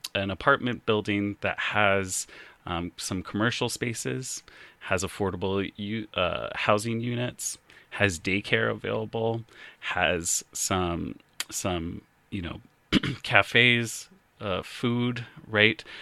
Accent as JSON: {"language": "English", "town": "Colorado Springs", "region": "Colorado", "country": "United States", "tie": "born or raised there", "also_born_or_lived": "Fort Collins, Colorado", "lives_now": "Lakewood, United States", "said": "I grew up in Colorado Springs"}